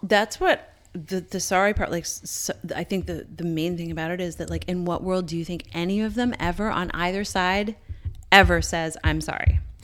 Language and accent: English; Newfoundland and Labrador, Canada; growing up in Newfoundland